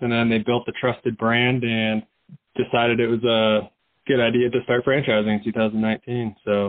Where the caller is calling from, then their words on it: Phoenix, Arizona, United States; I'm calling from my office, Surveillance Secure Phoenix.